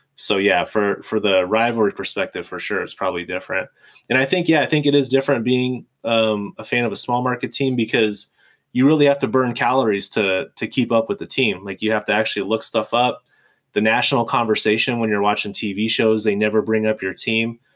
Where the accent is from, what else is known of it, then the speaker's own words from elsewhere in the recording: California, United States; moved away; also born or lived in Michigan; I'm from California